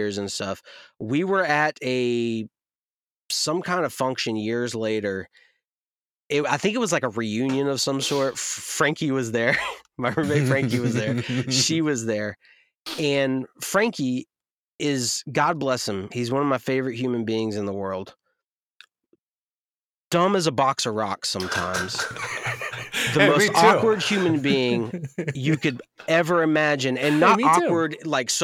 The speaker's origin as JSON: {"language": "English", "region": "North Carolina", "country": "United States", "tie": "born or raised there", "said": "I'm born and raised in the South from North Carolina"}